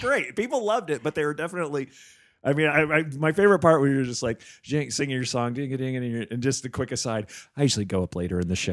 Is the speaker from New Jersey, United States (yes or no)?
yes; New Jersey, United States; born or raised there; moved away